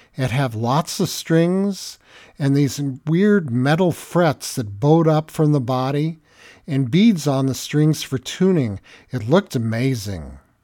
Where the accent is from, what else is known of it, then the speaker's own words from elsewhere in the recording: Tahanga, Southern California, United States; I grew up in a small town in Southern California called Tahanga, my hometown